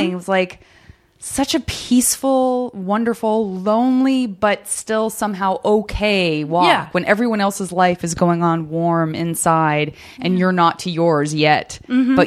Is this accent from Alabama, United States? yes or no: no; Arizona, United States; I'm from Arizona